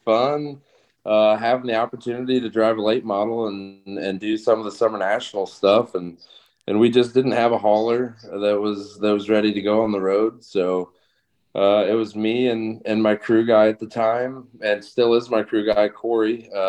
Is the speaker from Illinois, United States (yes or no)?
yes; New Berlin, Illinois, United States; now in Taylorville, United States; I'm originally from New Berlin, Illinois. I live over by Taylorville, Illinois right now.